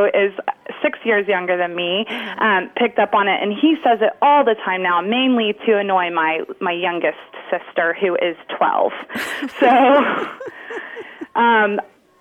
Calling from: Dallas, Texas, United States; I'm calling from Dallas, Texas

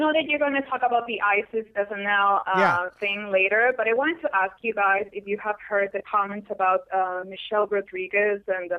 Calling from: Chicago, Illinois, United States; from Chicago.

